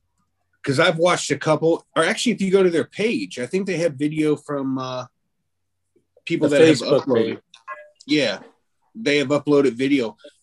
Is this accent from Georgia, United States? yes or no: no; Florida, United States; I'm from Florida.